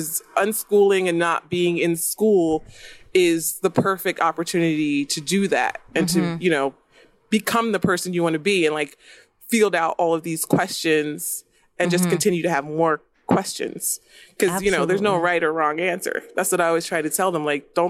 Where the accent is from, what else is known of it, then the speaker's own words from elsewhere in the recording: New Jersey, United States; also born or lived in Texas; now in Florida, United States; We're from New Jersey, but we moved to Texas.